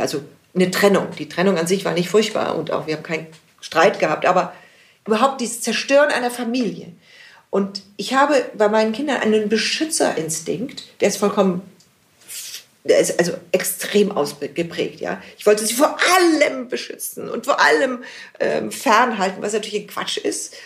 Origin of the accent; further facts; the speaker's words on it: Munich, Bavaria, Germany; ich bin in München geboren und in München lebe ich. Mein Leben lang